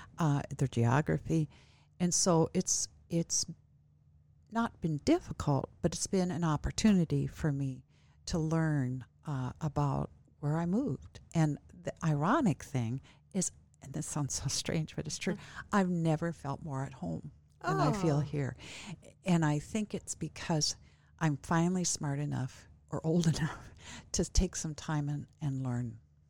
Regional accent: Midwest, United States; also born or lived in Northwest; it is culturally different here than what I'm from the Midwest originally, and moved here from the Northwest.

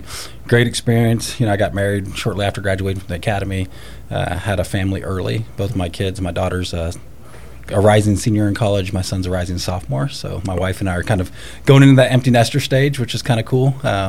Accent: Sedona, Arizona, United States; Actually, I grew up in Sedona, Arizona.

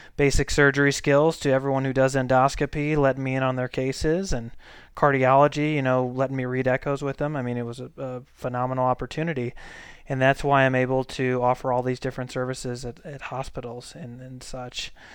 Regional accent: St. Louis, Missouri, United States; moved away as an adult; also born or lived in Colorado; now in Boise, United States; I'm from Saint Louis, Missouri.

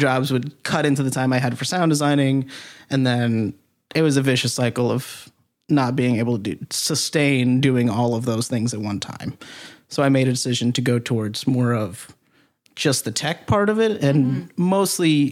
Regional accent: Suffolk County, Long Island, New York, United States; now in Chicago, United States; I am from Long Island, yes. Great. I'm from Suffolk County

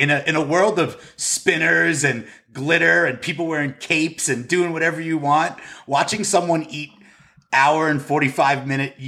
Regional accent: Long Island, South Shore, New York, United States; also born or lived in Wantagh, New York; I'm from Long Island and South Shore

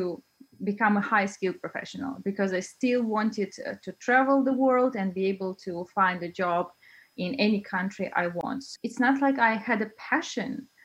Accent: Russia; also born or lived in China; now in Denmark; I'm originally from Russia, but I've been traveling around the world

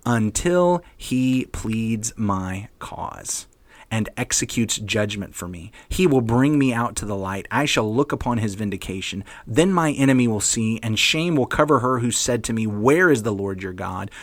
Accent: the South, United States; I'm from the South

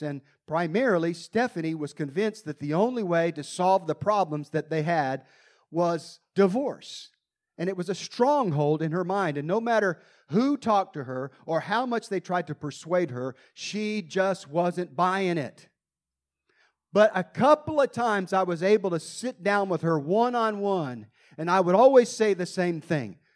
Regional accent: United States; I came all the way from America

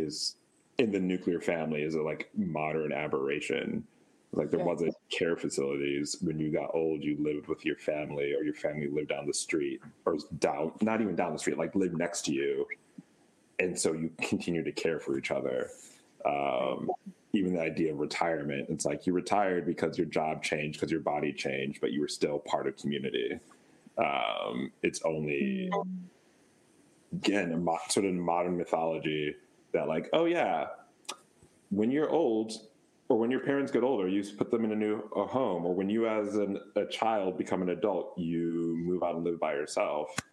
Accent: United States; also born or lived in Wisconsin / Amman, Jordan; as an American

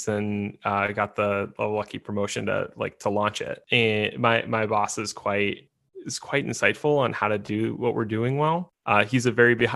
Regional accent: United States; being an American

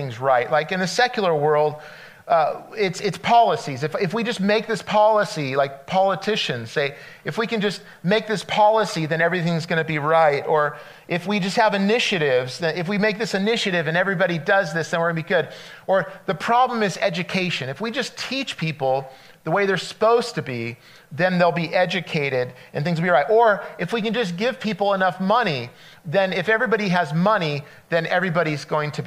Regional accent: California, United States; moved away as an adult; I'm from California. We moved out here 4 years ago. And so I grew up on the coast

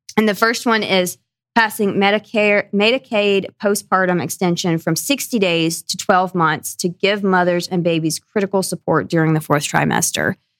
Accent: Northwest Georgia, United States; also born or lived in Tennessee; I grew up in Northwest Georgia, up in the mountains, right along the Tennessee Georgia line

